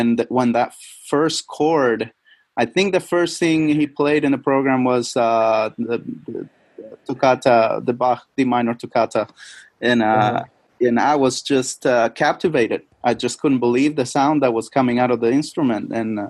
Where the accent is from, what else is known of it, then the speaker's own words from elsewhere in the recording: Chile; moved away; I'm originally from Chile. Chile is South America, right next to Argentina. It's a very long country.